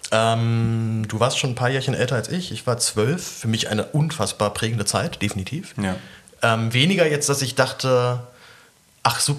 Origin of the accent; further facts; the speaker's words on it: Berlin, Germany; In Zehlendorf. Also Berlin.